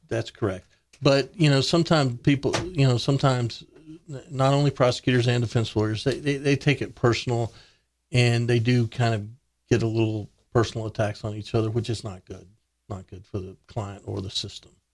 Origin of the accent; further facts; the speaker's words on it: Big Spring, Texas, United States; moved away as an adult; now in Kerrville, United States; I grew up in West Texas